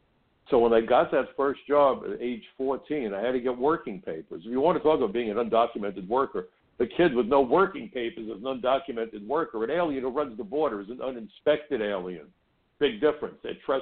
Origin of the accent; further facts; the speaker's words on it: New York City, New York, United States; When I was growing up in Brooklyn, being a Jewish kid, I worked in a kosher deli.